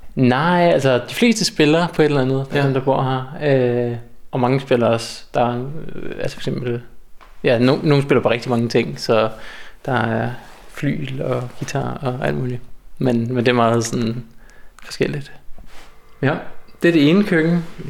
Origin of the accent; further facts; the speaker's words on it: North Zealand, Capital Region of Denmark, Denmark; moved away as an adult; also born or lived in Copenhagen; now in Svendborg, Denmark; jeg havde boet i København i 10 år, og er sådan lidt for rundt omkring Nordsjælland